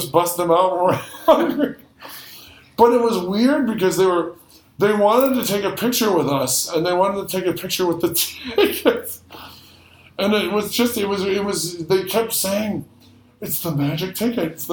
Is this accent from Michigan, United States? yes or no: yes; Detroit, Michigan, United States; moved away; I'm from Detroit, so we grew up with Little Caesar